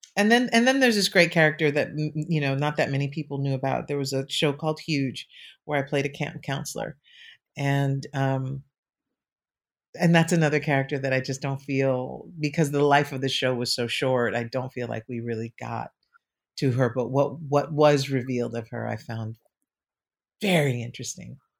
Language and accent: English; New York City, New York, United States; I grew up in New York City